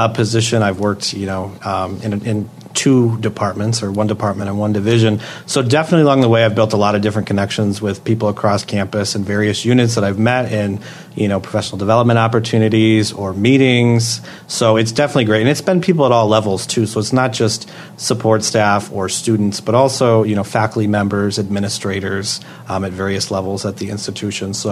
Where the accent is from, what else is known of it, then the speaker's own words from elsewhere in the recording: Swartz Creek, Michigan, United States; my hometown of Swartz Creek, which is near Flint